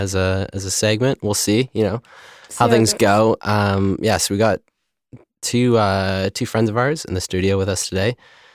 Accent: London, Ontario, Canada; born or raised there; moved away as an adult; now in Toronto, Canada

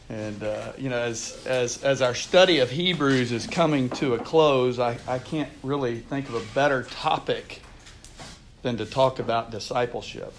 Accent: Houston, Texas, United States; I grew up in Texas. I'm from Houston originally.

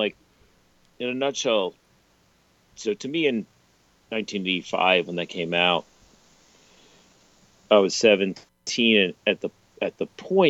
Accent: Richmond, Virginia, United States; I grew up in Richmond, Virginia

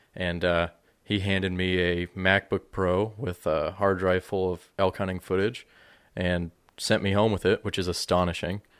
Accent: Monument, Colorado, United States; moved away as an adult; now in Lodi, United States; I grew up in, uh, Colorado, just north of Colorado Springs, if anybody's familiar with that, in the town of Monument

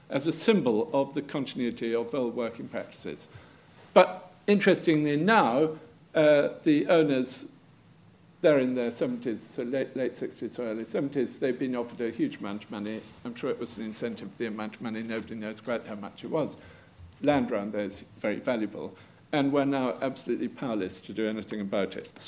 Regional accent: London, United Kingdom; as a Londoner, you know, they're not familiar names of the architectural circuit.

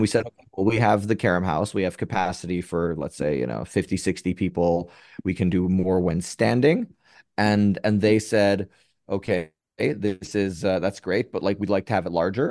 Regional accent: New York City, New York, United States; now in Tel Aviv, Israel; I was born in, originally from Upper West Side Manhattan.

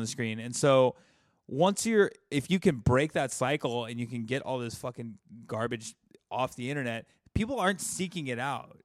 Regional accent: the South, United States; I was raised in the South

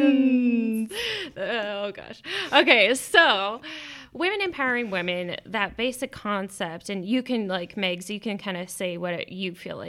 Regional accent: Texas, United States; We're both from Texas.

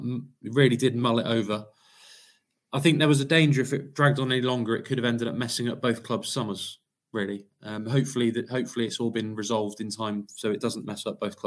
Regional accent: Cheltenham, South West England, United Kingdom; born and bred in Cheltenham and been a Cheltenham fan all my life.

